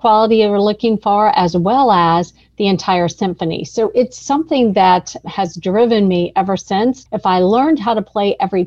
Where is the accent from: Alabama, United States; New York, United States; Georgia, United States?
Georgia, United States; Atlanta; born or raised there